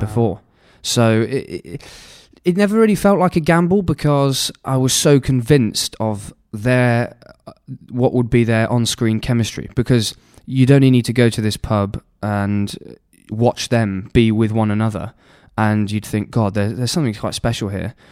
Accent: Nottingham, East Midlands, United Kingdom; I was brought up in Nottingham

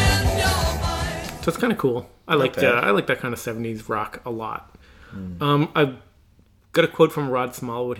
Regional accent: Newfoundland and Labrador, Canada; we're from Eastern Canada

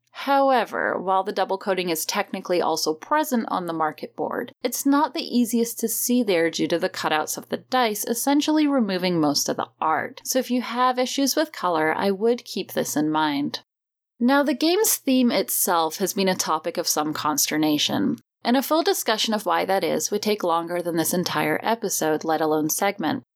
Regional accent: United Kingdom; now in United States; as a British expat living in the States

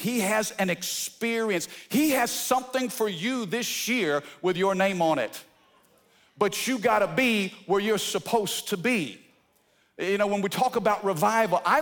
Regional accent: Fredericktown, Missouri, United States; also born or lived in Cape Girardeau, Missouri; now in Baton Rouge, United States; I was born in Cape Girardeau, Missouri, in the boot heel of southeast Missouri. I was raised in a small town called Fredericktown

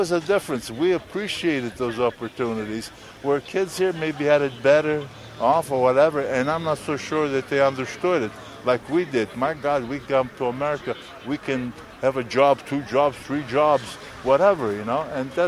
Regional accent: Italy; moved away; Danny Marino, his dad and I, we were good friends from the time I came over from Italy. We went to school together.

